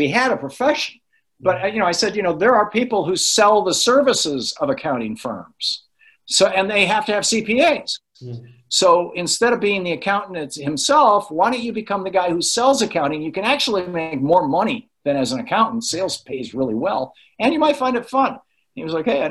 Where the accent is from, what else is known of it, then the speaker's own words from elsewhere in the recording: United States; as an American